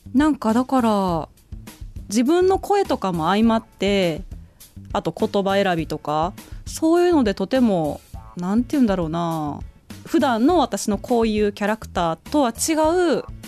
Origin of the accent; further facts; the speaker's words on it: Fujiidera, Osaka, Japan; now in Tokyo, Japan; 今すごい町おこしをしてるうちの地元